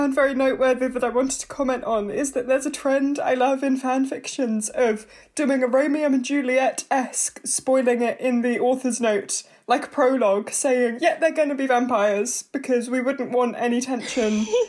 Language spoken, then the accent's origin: English; United Kingdom; I'm British